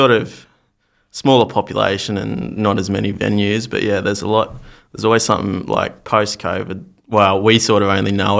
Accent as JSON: {"language": "English", "town": "Cootamundra", "region": "New South Wales", "country": "Australia", "moved": "as an adult", "lives_now": "Canberra, Australia", "said": "I'm from Cootamundra in New South Wales."}